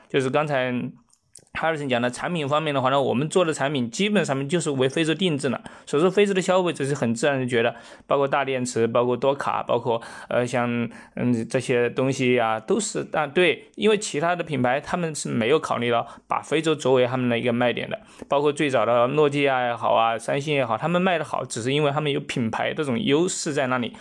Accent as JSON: {"language": "Chinese", "country": "China", "said": "我们中国人的话呢"}